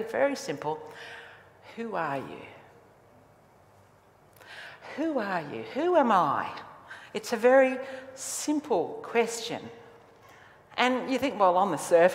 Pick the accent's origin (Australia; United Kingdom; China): Australia; I am Australian. That's who I am. I'm an Australian. I was born here, bred here